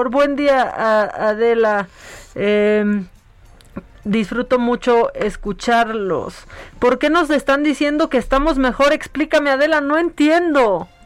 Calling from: Texcoco, State of Mexico, Mexico; de Texcoco.

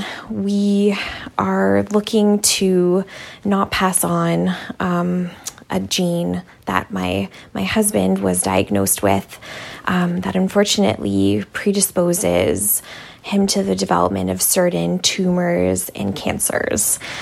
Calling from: Toronto, Ontario, Canada; I'm calling in from Toronto, Canada.

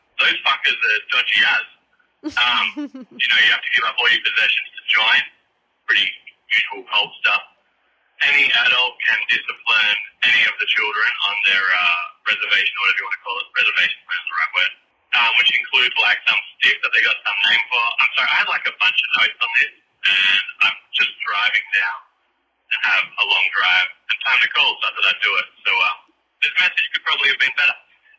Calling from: Boorloo in Whadjuk Noongar country, Western Australia, Australia; calling from Bula in Wajak.

